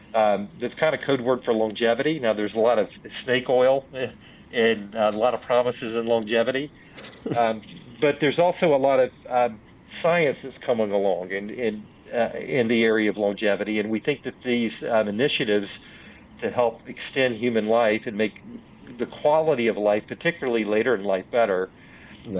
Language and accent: English; Union, South Carolina, United States; now in Kannapolis, United States; I grew up in a um, small Southern state called South Carolina, mm-hmm. uh, um, in Union, South Carolina